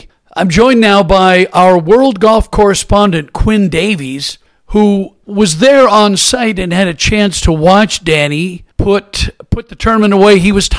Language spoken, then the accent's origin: English; Portland, Oregon, United States; I'm originally from Portland, Oregon, and I'm a proud University of Oregon Duck. And I love being from the Pacific Northwest.